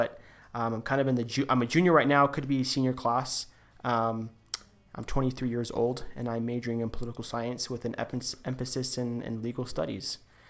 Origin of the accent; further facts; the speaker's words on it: Albuquerque, New Mexico, United States; moved away as an adult; also born or lived in Oaxaca, Mexico; now in Provo, United States; I'm from Albuquerque, New Mexico. I was raised there. I moved there when I was around 5-6 years old, and it was a really nice place to grow up.